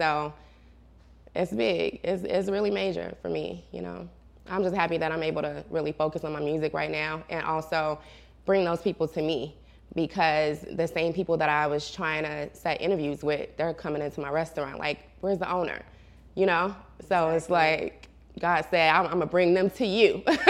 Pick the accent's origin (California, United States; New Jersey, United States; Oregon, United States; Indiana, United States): Indiana, United States; Gary; now in Atlanta, United States; Yes, so it's crazy, to say the least, you know. It's such a big difference from being here in Atlanta because we don't have, like, skyscrapers and big tall buildings and malls